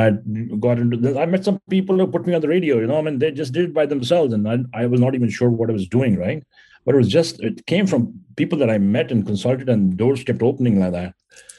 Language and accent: English; India; English is a second language; moved away as an adult; now in United States; So, you know, I came to America almost 30 years ago, 1988 is when I came here. When I came here from India, and I was doing quite well. I was in the Indian military